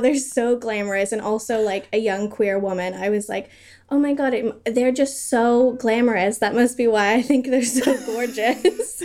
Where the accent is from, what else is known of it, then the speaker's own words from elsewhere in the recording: United States; now in United Kingdom; I live in the U K, but I grew up in America